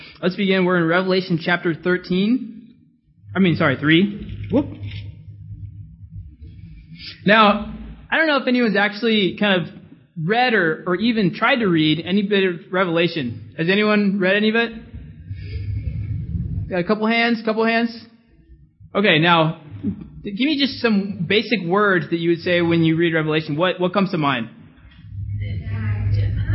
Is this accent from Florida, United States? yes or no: no; California, United States; moved away; I'm from California.